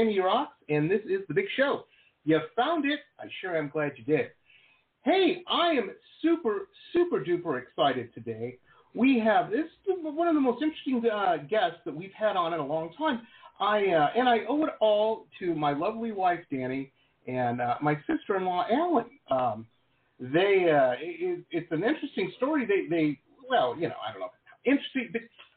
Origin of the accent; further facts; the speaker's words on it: Detroit, Michigan, United States; moved away as an adult; also born or lived in Boston / West Coast; now in Florida, United States; I grew up in Metro Detroit, school in Boston, and lived out on the West Coast for a long time.